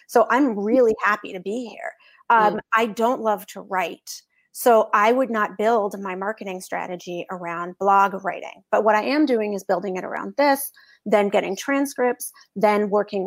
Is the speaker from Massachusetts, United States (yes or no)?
yes; Boston, Massachusetts, United States; I'm from Boston